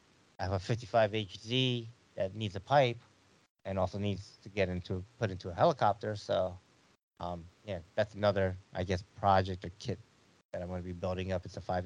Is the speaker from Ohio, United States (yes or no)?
yes; Ohio, United States; I'm down from Ohio.